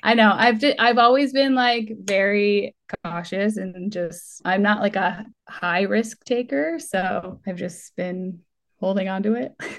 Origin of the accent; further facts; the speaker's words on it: Massachusetts, United States; now in California, United States; I'm from Massachusetts originally. My whole family's there